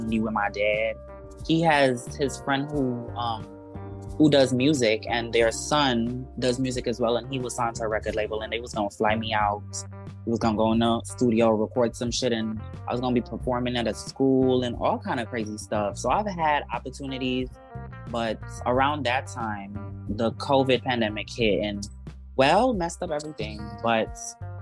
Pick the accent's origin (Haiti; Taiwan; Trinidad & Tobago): Trinidad & Tobago; I am a Trinidadian born rapper / singer / producer.